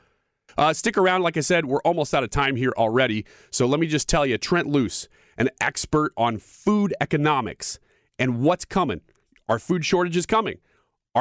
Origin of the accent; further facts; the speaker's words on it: United States; even as an American, we felt proud